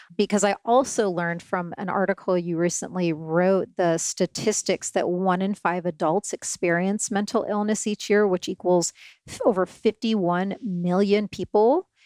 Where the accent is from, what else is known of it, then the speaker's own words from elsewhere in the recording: Syracuse, Indiana, United States; I come from tiny little town, Syracuse.